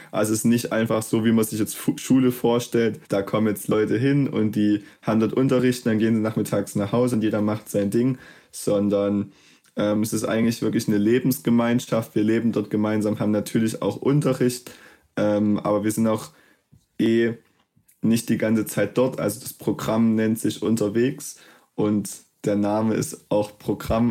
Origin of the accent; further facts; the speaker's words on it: Plauen, Saxony, Germany; moved away as an adult; davor war ich Schüler, ähm, habe auch einfach in Plauen mein Abitur gemacht